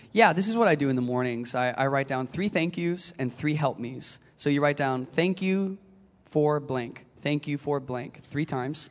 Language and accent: English; Virginia, United States; moved away as an adult; I'm from Virginia, which is called the South